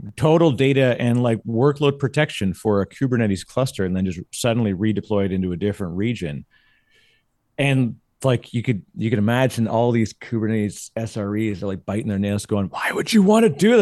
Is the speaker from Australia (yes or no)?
no; Canada; now in United States; As a Canadian, it's gonna blow me up 'cause I still say, everyone still has to say pasta and Mazda